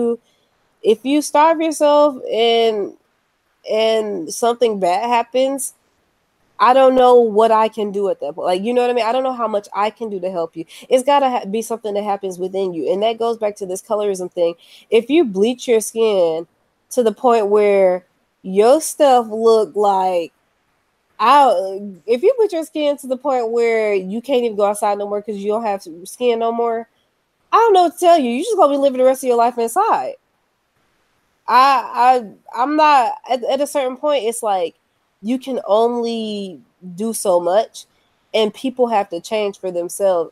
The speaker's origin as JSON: {"language": "English", "country": "United States", "said": "being an American citizen in 2018."}